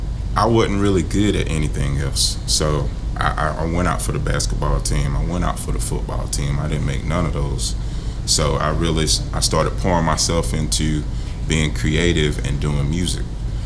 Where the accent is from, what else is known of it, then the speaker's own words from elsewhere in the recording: Greenville, South Carolina, United States; I'm born in Greenville.